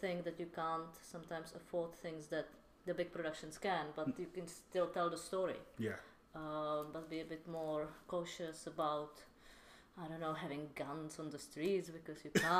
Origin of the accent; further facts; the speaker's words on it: Czechia; I'm from Czech.